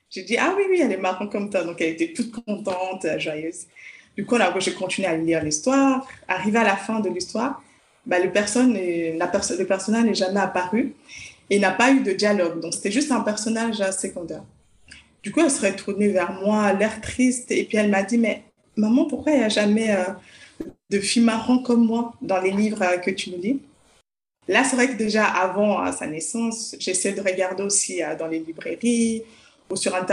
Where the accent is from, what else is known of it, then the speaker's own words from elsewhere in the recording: Lausanne, Vaud, Switzerland; Alors, je suis de Lausanne, je suis euh, psychologue de formation et je suis également auteur jeunesse.